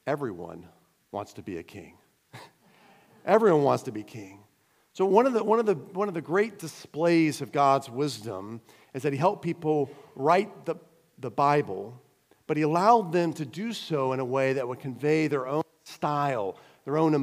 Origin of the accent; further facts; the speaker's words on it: United States; moved away; also born or lived in Cayman Islands; being an American